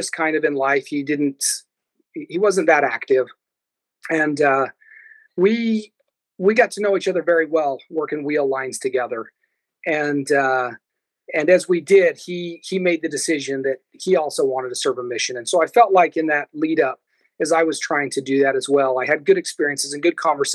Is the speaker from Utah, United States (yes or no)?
yes; Castle Dale, Utah, United States; moved away as an adult; now in Kodiak, United States; I'm from Castledale, Utah, central eastern Utah, kind of out in the boonies